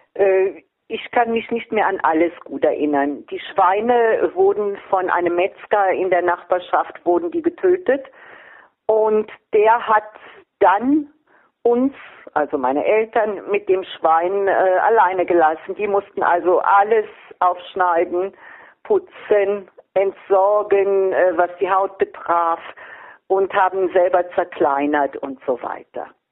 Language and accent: German; Vordereifel, near Trier, Rhineland-Palatinate, Germany; Ich bin also in der Vordereifel groß geworden, in der Nähe von Trier